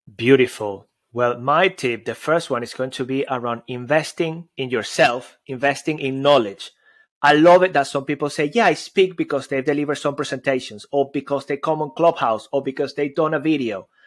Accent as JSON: {"language": "English", "country": "Venezuela", "moved": "yes", "said": "I've got an accent. I come from Venezuela."}